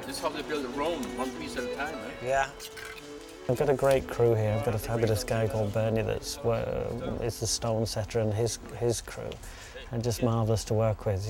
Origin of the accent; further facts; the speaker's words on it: Yorkshire and the Humber, United Kingdom; Yorkshire is where I was brought up